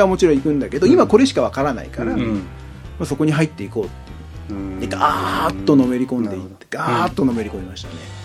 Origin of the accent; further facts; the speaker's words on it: Yokohama, Kanagawa, Japan; also born or lived in Chiba / Kawasaki; 生まれは千葉ですけど、えっと、育ったメインは横浜と川崎ですね